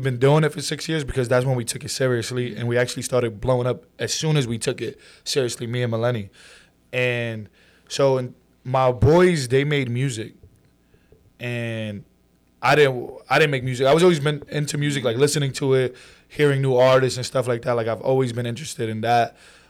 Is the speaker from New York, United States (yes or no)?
yes; Brooklyn, New York, United States; also born or lived in New Jersey; So, I was born in Brooklyn, raised somewhat over there. Mm-hmm. We ended up moving to Jersey. I went through like first to third grade over there. And then we moved back to Brooklyn.